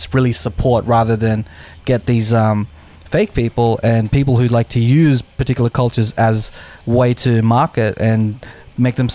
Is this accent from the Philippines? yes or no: yes; Philippines; yes, I'm Filipino.